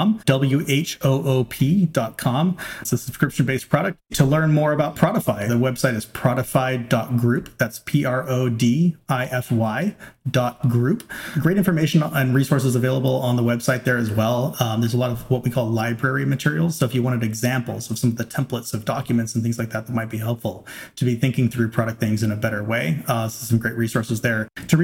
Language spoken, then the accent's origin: English; Arroyo Grande, California, United States; moved away; also born or lived in Silicon Valley / Washington, D.C. area; my hometown of Arroyo Grande, California